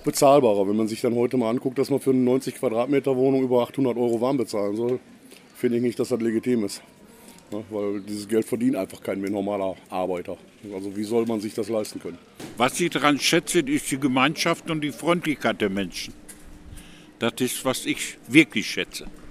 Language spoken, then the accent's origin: German; Bottrop, North Rhine-Westphalia, Germany; Ich komme aus Bottrop, ja, direkt Stadtmitte